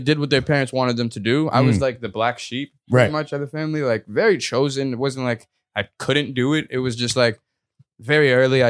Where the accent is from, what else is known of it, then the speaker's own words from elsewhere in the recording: Addis Ababa, Ethiopia; born there; So, like, I was born in Addis Ababa, which is the capital of Ethiopia.